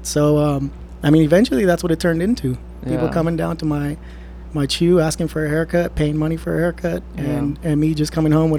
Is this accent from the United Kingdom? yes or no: no; Ontario, Canada; I grew up in Ontario.